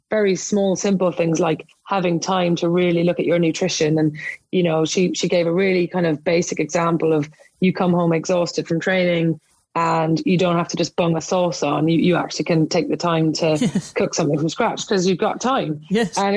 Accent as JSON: {"language": "English", "country": "Ireland", "said": "Ireland over the last couple of weeks, which is my my home country."}